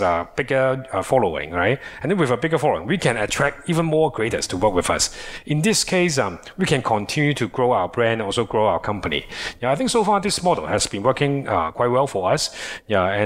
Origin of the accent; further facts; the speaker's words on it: Hong Kong; we are from Hong Kong